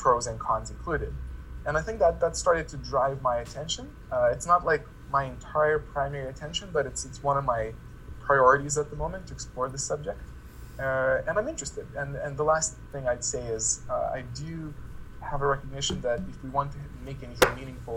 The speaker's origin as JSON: {"language": "English", "country": "Lithuania", "said": "I come back to my home country, Lithuania"}